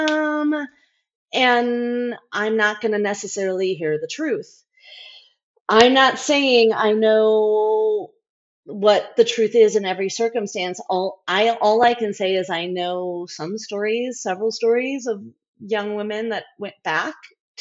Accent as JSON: {"language": "English", "country": "United States", "also_born_or_lived": "India", "said": "I'm white American"}